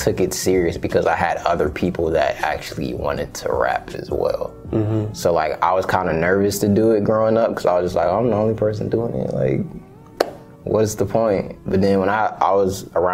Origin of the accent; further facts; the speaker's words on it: Austell, Georgia, United States; also born or lived in East Atlanta, Georgia / Grand Prairie, Texas; now in College Park, United States; I left from over there when I was 5.